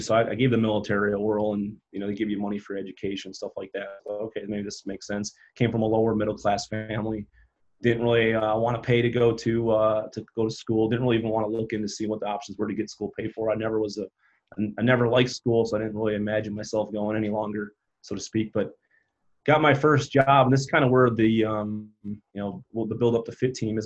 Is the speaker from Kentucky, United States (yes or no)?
no; Upper Peninsula, Michigan, United States; growing up in Upper Peninsula, Michigan, when you got 850 people in town